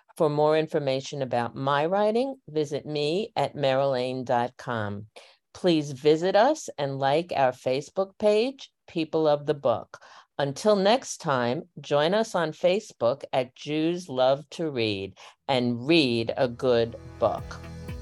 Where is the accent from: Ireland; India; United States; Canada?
United States; New York City, New York; I grew up in Northeast Queens